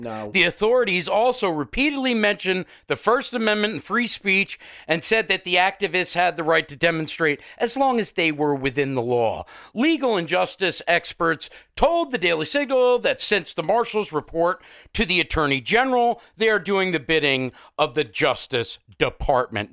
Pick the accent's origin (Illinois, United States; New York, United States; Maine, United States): New York, United States; East Hampton; you're from my hometown